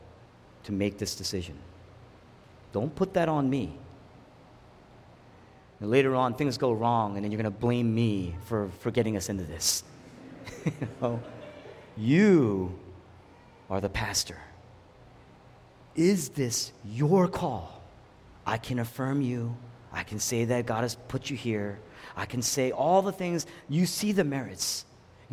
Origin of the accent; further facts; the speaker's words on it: the Northeast Atlantic, United States; we're both from the Northeast Atlantic.